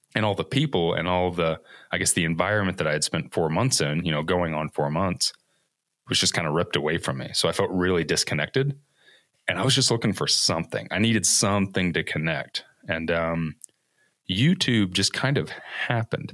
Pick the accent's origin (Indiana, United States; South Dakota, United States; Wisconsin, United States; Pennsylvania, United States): Indiana, United States; Evansville; originally, I am from Evansville, Indiana, which is like the second largest, I guess, metropolitan city in Indiana, which isn't saying much. Um, so born and raised in the Midwest my whole life